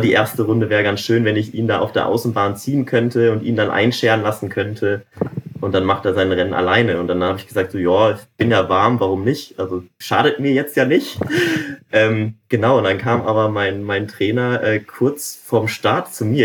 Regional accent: North Rhine-Westphalia, Germany; moved away; ich komme ja auch ursprünglich aus Nordrhein-Westfalen

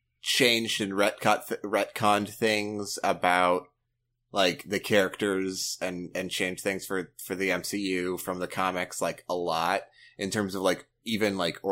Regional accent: Pacific Northwest, United States; accent: Pacific Northwest; Yeah, Pacific Northwest.

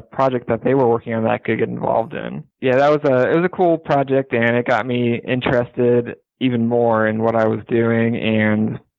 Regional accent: Cleveland, Ohio, United States; moved away as an adult; also born or lived in Indianapolis, Indiana / South Bend, Indiana; I grew up in Cleveland, Ohio

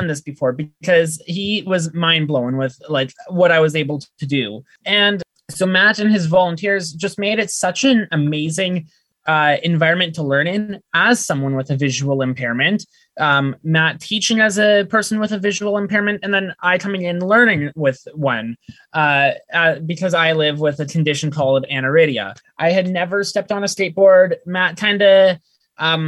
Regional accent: Calgary, Alberta, Canada; I am as well from Calgary

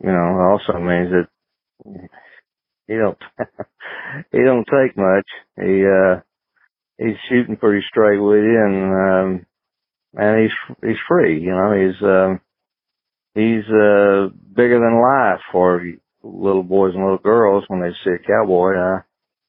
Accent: Boston Mountains, Arkansas, United States; I was born and raised in the Boston Mountains, and that's in the northwest corner of Arkansas and Oklahoma

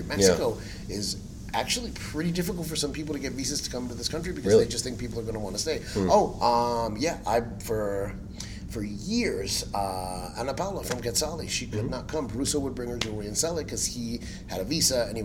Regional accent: Cuba; first language Spanish; English is a second language; my first language is Spanish. I learned English from Sesame Street. Now, granted, I'm Cuban, so my Spanish is pretty terrible because, you know, sorry, but I can say this as a Cuban

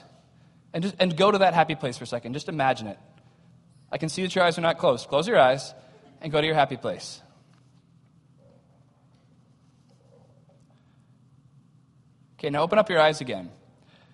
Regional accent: United States; we have as American Christians

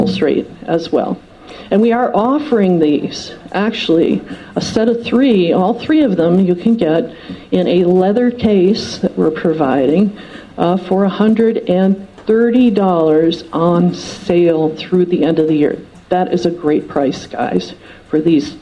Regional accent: outside of Detroit, Michigan, United States; I grew up outside of Detroit

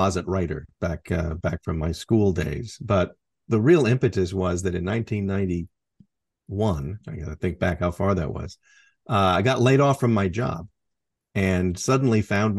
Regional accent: Port Angeles, Washington, United States; Oh, back in my hometown of Port Angeles, Washington.

